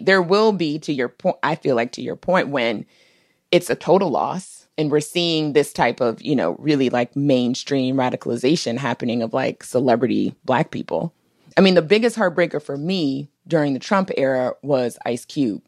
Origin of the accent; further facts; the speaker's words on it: Washington, District of Columbia, United States; also born or lived in Minnesota; I grew up in D C